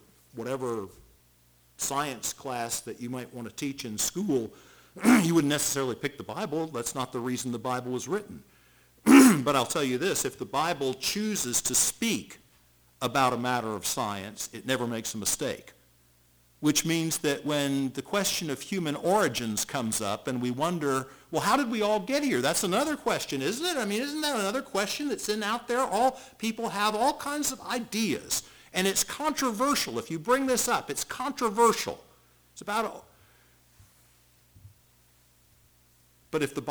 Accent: Charleston, South Carolina, United States; I grew up in Charleston, South Carolina, and so I learned at an early age what hurricanes were

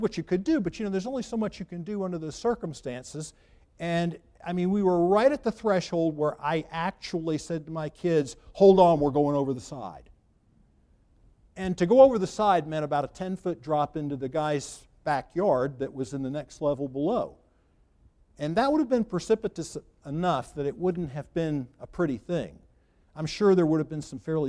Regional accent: Charleston, South Carolina, United States; I grew up in Charleston

